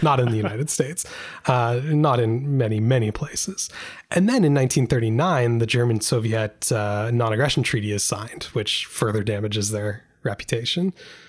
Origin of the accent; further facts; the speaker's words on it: Canada; As a Canadian, just saying that just hurts my soul a little bit.